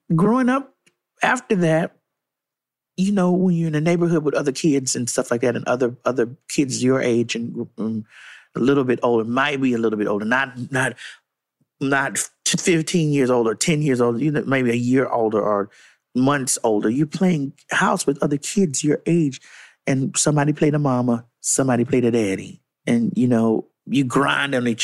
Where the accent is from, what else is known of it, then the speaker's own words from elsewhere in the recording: Miami, Florida, United States; I'm from Miami, guys, and I lived through Hurricane Andrew.